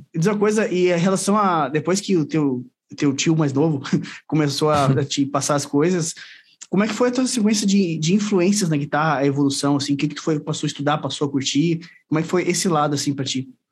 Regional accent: Caxias do Sul, Rio Grande do Sul, Brazil; sou de Caxias do Sul, aqui no Rio Grande do Sul.

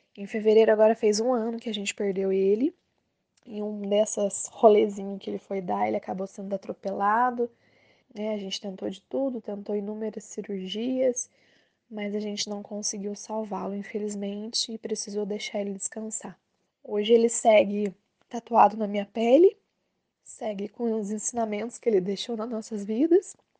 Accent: Maria da Fé, Minas Gerais, Brazil; eu sou de Maria da Fé, Minas Gerais

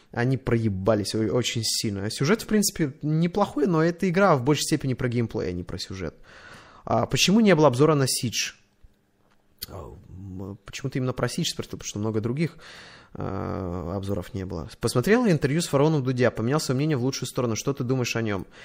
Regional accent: Saint Petersburg, Russia; Я из Питера. У метро Чкаловская.

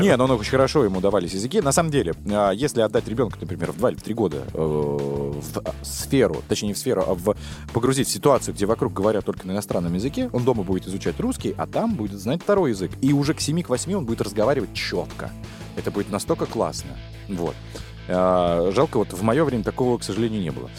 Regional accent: Russia; я, э, из Российской Федерации

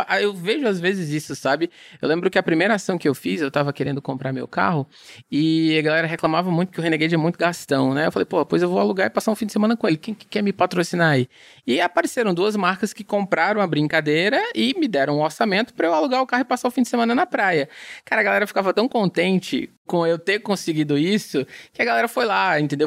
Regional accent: Ceará, Brazil; eu sou brasileiro, sou cearense

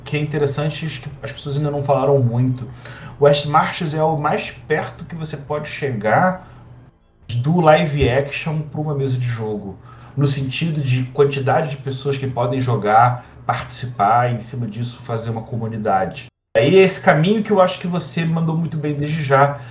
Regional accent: Rio de Janeiro, Brazil; eu sou carioca

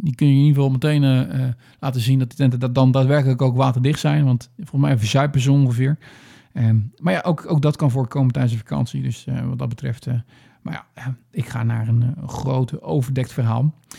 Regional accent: Netherlands; als echt een Nederlander

